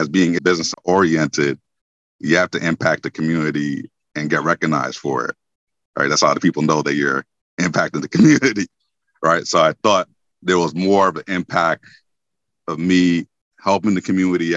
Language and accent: English; New York, United States; moved away as an adult; also born or lived in Winston-Salem, North Carolina; now in North Carolina, United States; I'm originally from New York